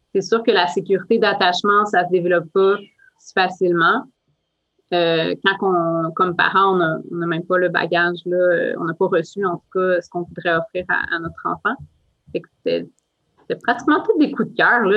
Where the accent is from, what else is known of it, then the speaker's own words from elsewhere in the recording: Outaouais, Quebec, Canada; moved away; ma région d'origine, en Outaouais